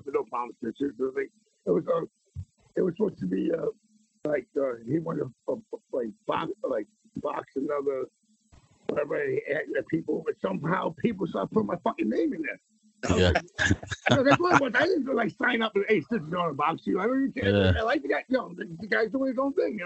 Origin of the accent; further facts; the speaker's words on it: New York City, New York, United States; also born or lived in Queens; I was born in Manhattan